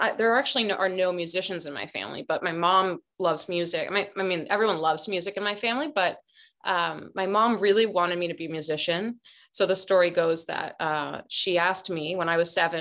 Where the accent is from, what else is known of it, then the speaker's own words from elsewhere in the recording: Boston, Massachusetts, United States; also born or lived in Barcelona, Spain; now in Oakland, United States; I'm from Boston, but like culturally from Spain, but we lived in Boston